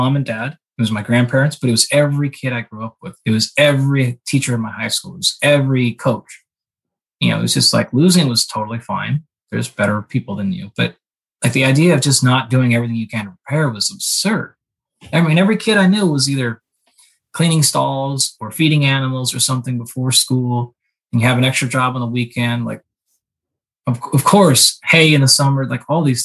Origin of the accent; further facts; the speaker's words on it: Southwest Washington, United States; moved away; I grew up in Southwest Washington, about halfway between Seattle and Portland out there